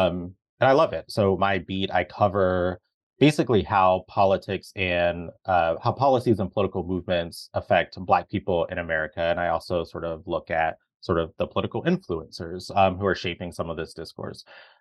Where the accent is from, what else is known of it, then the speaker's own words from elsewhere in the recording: South Carolina, United States; also born or lived in Arizona; So I was born in Arizona. So both of my parents were in the army. That's how they met. And we moved to South Carolina when I was 6 or 7.